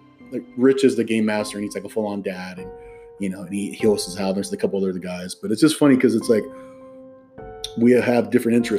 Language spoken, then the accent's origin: English; Hacienda Heights, California, United States; I grew up at in Hasson Heights, California